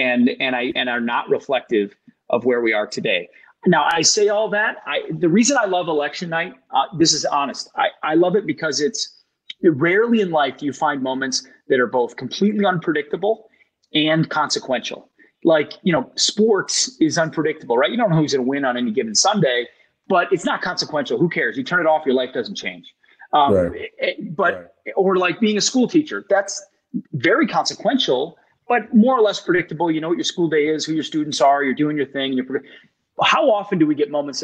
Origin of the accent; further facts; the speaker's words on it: Minneapolis, Minnesota, United States; Minneapolis, where I'm from, in my home state of Minnesota